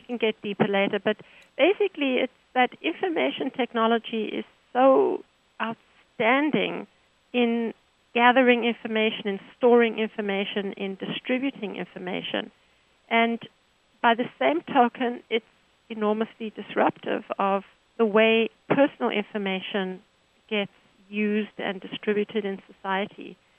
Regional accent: Johannesburg, Gauteng, South Africa; now in United States; I'm from South Africa, Johannesburg

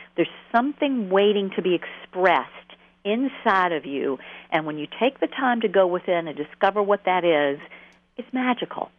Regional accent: Atlanta, Georgia, United States; I grew up in Atlanta, which you can probably hear.

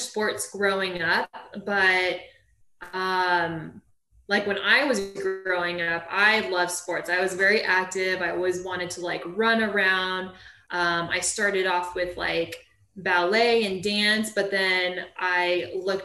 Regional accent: Huntington Beach, California, United States; I was born and raised in Orange County, California, Huntington Beach

